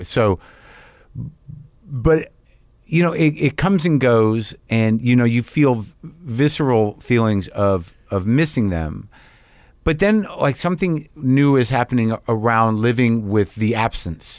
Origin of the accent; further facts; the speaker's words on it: New Mexico, United States; moved away; I grew up in New Mexico.